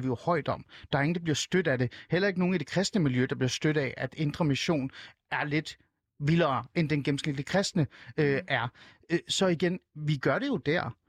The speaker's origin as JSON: {"language": "Danish", "country": "Iran", "moved": "yes", "lives_now": "Denmark", "said": "jeg er jo selv fra Iran"}